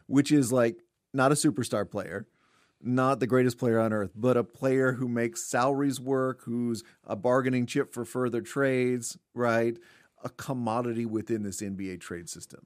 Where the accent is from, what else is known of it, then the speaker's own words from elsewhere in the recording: Fort Worth, Texas, United States; we grew up in Fort Worth